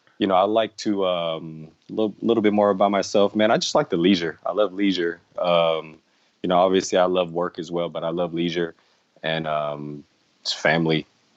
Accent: Los Angeles, California, United States; I'm from Los Angeles, California. Man, I've been grilling since I was a kid. My dad, he comes from Indonesia, from the islands

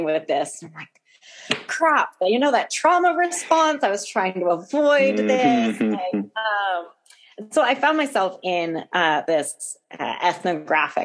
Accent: New England, United States; I was growing up in New England

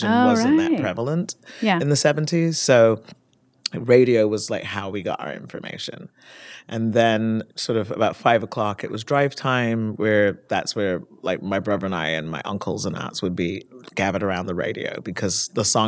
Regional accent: Barbados; also born or lived in Leicester, United Kingdom / London, United Kingdom; now in Oakland, United States; I grew up in the Caribbean with my maternal grandmother

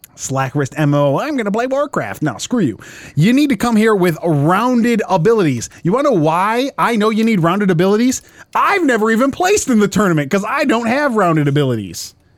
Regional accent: Westland, Michigan, United States; I grew up in Westland, Westland, Michigan, South, Southeast Michigan. We're a suburb of Detroit.

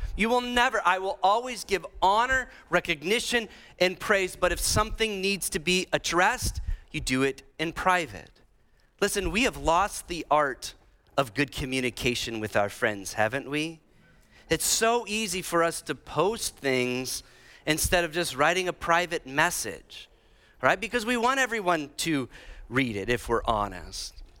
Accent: Illinois and Iowa, Midwest, United States; accent: Midwest; moved away; I'm from Illinois uh, and Iowa.

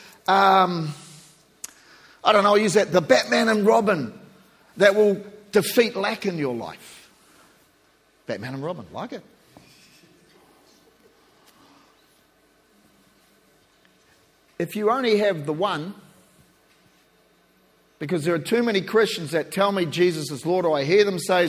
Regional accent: New Zealand; I'm a Kiwi

